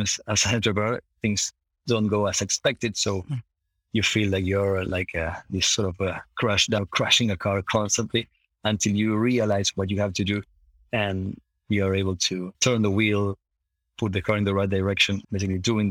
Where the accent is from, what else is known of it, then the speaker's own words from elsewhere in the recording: Buenos Aires, Argentina; moved away as an adult; also born or lived in London, United Kingdom; now in Netherlands; growing up in Buenos Aires was extremely nice